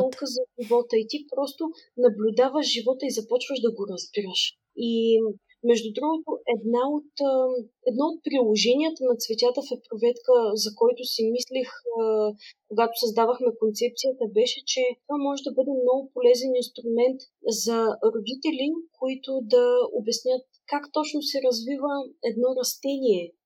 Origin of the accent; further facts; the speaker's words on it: Varna, Varna Province, Bulgaria; moved away as an adult; also born or lived in Sofia; аз всъщност съм родом от Варна